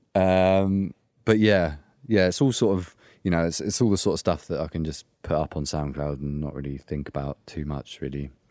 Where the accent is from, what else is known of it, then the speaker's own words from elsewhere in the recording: Essex, East of England, United Kingdom; moved away; I'm from Essex originally